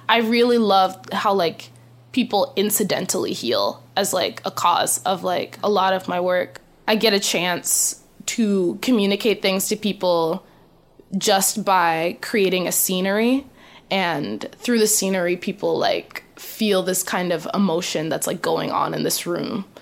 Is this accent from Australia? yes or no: no; U.S. Virgin Islands; now in Boston, United States; I grew up on a majority black island, but still like uh factors of like white desirability were like heavily present. We're like an American owned island. We're like a colony of the United States